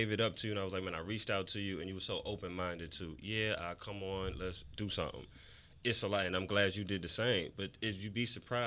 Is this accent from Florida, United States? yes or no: no; New York City, New York, United States; I'm from New York City